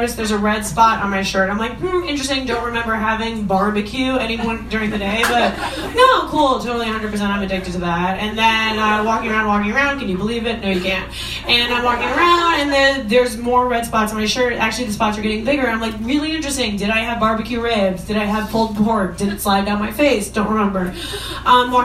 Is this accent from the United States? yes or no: yes; Long Island, New York, United States; I'm a Jew from Long Island